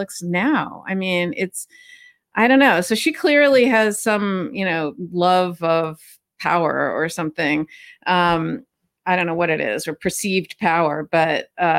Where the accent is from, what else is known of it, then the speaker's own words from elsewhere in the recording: Los Angeles, California, United States; moved away as an adult; I was born and raised there, and I grew up there, and I went to UCLA undergrad, and I moved away a long time ago